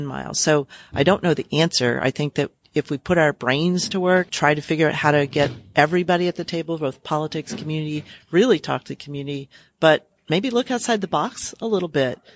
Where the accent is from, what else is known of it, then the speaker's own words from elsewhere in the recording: New Orleans, Louisiana, United States; I am originally from New Orleans